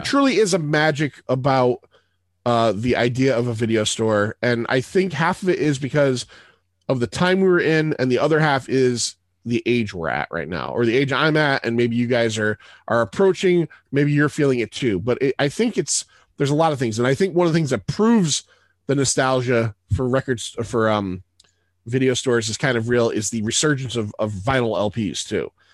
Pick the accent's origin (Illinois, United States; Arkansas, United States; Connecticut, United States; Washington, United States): Connecticut, United States; Middletown; I grew up in Middletown, Connecticut.